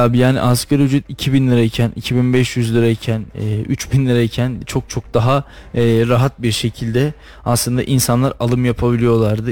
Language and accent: Turkish; Istanbul, Turkey; moved away as an adult; now in Kayseri, Turkey; Benim çocukluğum İstanbul'da geçti. Çok uzun yıl 18-19 yıl kadar İstanbul'da yaşadım.